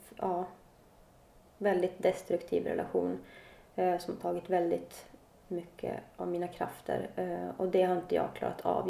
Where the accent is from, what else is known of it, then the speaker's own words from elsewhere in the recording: Luleå / Kalix, Norrbotten County, Sweden; moved away as an adult; now in Stockholm, Sweden; Jag kommer från, född i Luleå, mm. uppe i norr. Jag eh, har bott halva mitt liv i Kalix. Eh, när jag var 20 flyttade jag till Stockholm